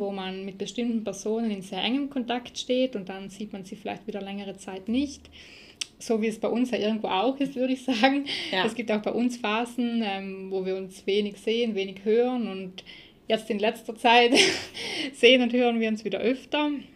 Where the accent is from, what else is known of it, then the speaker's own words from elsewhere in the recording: South Tyrol, Trentino-Alto Adige, Italy; hier bei uns in Südtirol